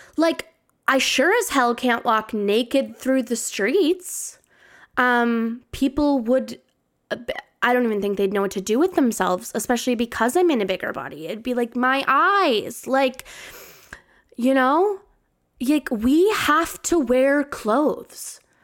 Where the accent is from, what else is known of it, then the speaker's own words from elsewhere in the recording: Canada; I'm Canadian